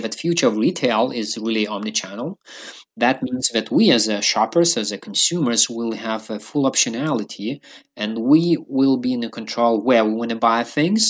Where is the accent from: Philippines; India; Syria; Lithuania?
Lithuania; also born or lived in London; I used to live in London for a while, but I'm from Lithuania